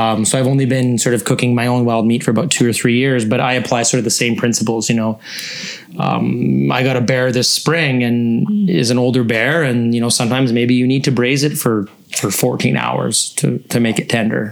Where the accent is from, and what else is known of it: the Kootenays, British Columbia, Canada; born or raised there